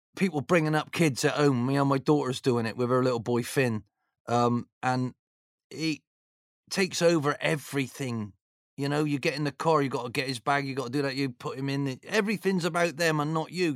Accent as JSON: {"language": "English", "town": "Bristol", "region": "South West England", "country": "United Kingdom", "tie": "born or raised there", "said": "being from Bristol"}